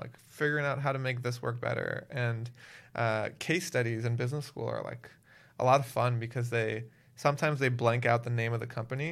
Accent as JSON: {"language": "English", "town": "Miami", "region": "Florida", "country": "United States", "also_born_or_lived": "Waltham, Massachusetts", "moved": "as an adult", "said": "I'm originally from Miami, Florida."}